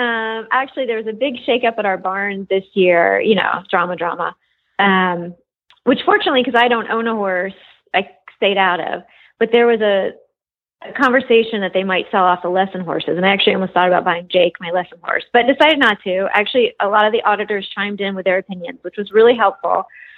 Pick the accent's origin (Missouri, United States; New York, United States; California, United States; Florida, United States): Florida, United States; South Miami; also born or lived in Memphis, Tennessee; I rode horses, but I grew up like in South Miami and in Memphis.